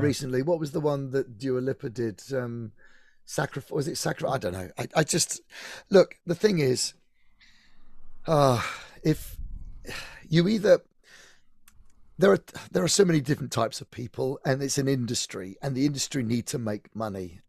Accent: Eastleigh, South East England, United Kingdom; I was brought up in Eastleigh in Hampshire.

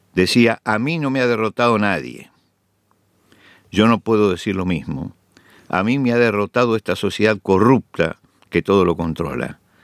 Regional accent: Argentina; en mi país, Argentina

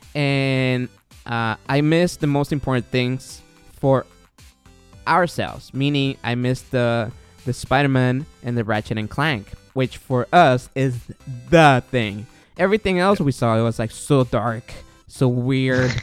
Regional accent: Guatemala; now in United States; I'm from Guatemala

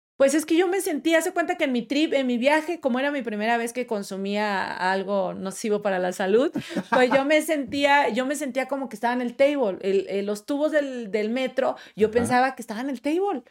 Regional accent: Monterrey, Nuevo León, Mexico; moved away as an adult; now in Mexico City, Mexico

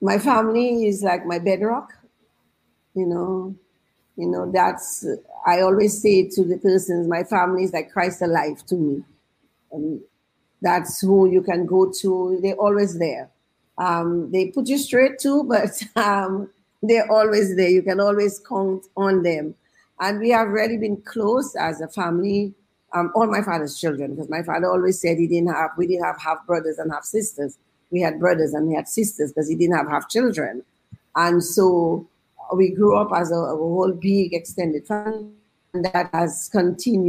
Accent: Mahaut, Dominica; I'm from the village of Maho. I was actually born in the village.

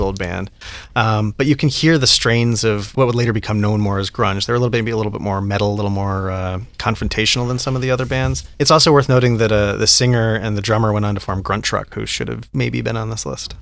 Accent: Colorado, United States; I grew up in Colorado

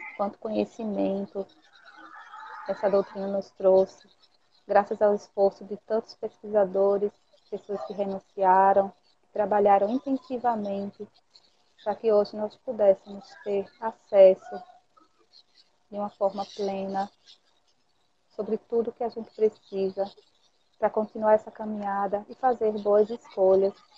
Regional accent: Recife, Pernambuco, Brazil; aqui da minha terra, né? Eu sou de Recife

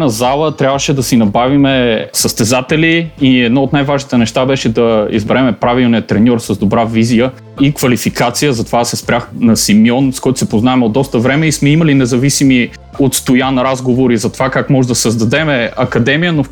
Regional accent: Smolyan, Smolyan Province, Bulgaria; moved away as an adult; also born or lived in Sofia; now in Chicago, United States; родом от град Смолен. Играл съм волейбол в местния Родопа Смолен, след това продължих като а, съдя към Българска федерация по волейбол, когато се преместих в София и от 7 години съм в Чикаго

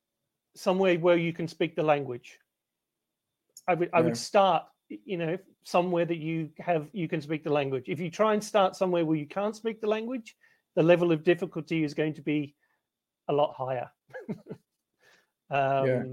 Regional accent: Melbourne, Victoria, Australia; moved away as an adult; I grew up in Australia. Well, I grew up in Melbourne, where I am now

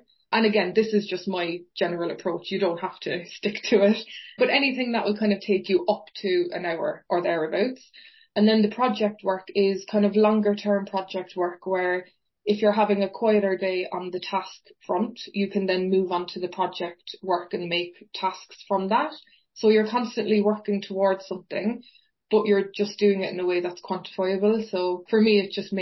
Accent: Fountainstown, Munster, Ireland; accent: Cork; moved away as an adult; now in Manchester, United Kingdom; my accent and myself are from a beautiful place called Fountainstown Beach, which is in County Cork in Ireland. So I was very, very lucky. I literally grew up 30 seconds away from the sea

